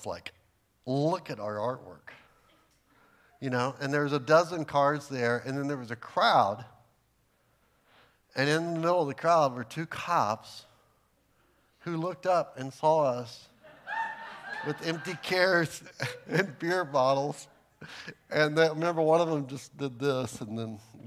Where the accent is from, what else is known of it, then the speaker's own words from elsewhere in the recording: Texas, United States; I'm from Texas